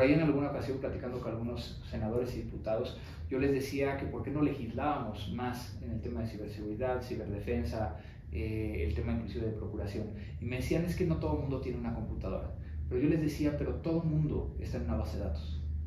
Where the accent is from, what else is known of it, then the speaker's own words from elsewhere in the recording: Mexico; ser reconocido como un mexicano que, es exitoso como empresario